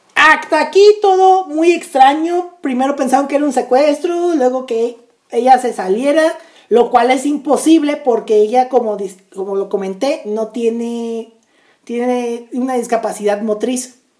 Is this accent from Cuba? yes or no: no; Naucalpan de Juárez, State of Mexico, Mexico; Naucalpan de Juárez, de donde yo soy